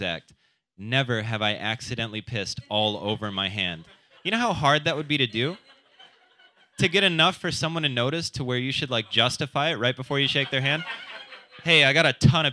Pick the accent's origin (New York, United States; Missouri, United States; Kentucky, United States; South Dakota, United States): South Dakota, United States; moved away; I am from South Dakota. I like going back over the holidays.